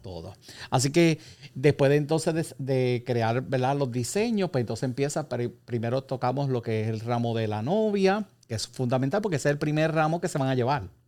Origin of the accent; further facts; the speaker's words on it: Puerto Rico; nosotros como puertorriqueños